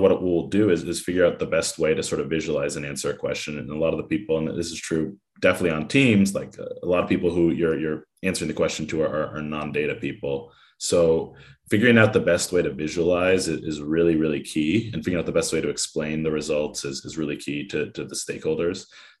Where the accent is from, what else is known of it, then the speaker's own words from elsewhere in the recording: Oakland, California, United States; I grew up in Oakland, California.